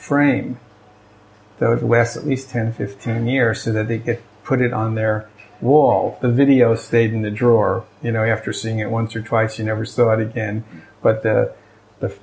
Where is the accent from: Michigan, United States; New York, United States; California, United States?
New York, United States; moved away as an adult; also born or lived in Honolulu, Hawaii / Thailand; I'm originally from New York